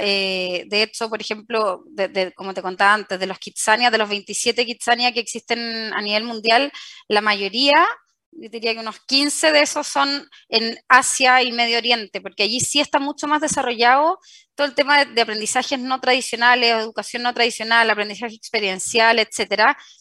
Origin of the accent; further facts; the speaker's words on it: Chile; also born or lived in Spain / France; a mi regreso acá a Chile entré a trabajar en LAN